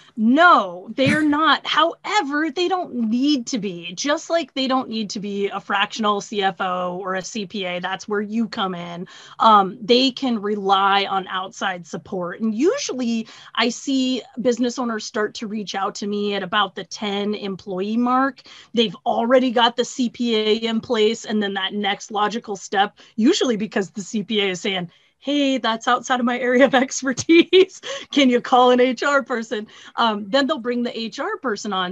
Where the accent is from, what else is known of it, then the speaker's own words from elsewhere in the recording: Pacific Northwest, United States; now in Iowa, United States; I'm originally from the Pacific Northwest, but I'm based out of Iowa here.